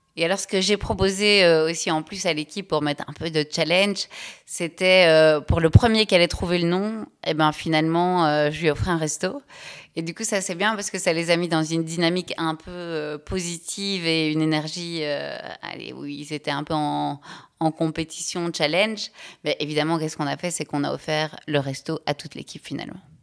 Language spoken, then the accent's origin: French; Belgium; je suis belge, j'ai 38 ans